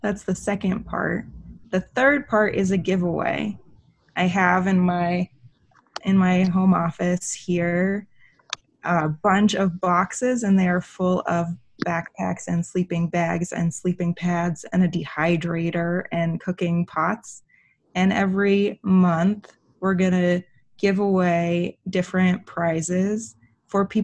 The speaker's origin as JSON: {"language": "English", "town": "Seattle", "region": "Washington", "country": "United States", "tie": "born or raised there", "moved": "as an adult", "lives_now": "Montana, United States", "said": "I grew up in Seattle, Washington on Puget Sound"}